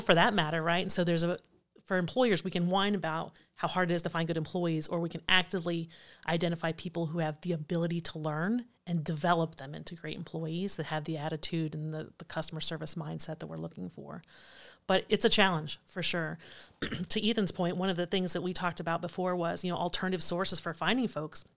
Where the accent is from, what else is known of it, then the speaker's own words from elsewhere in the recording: Allen County, Ohio, United States; born and raised in Allen County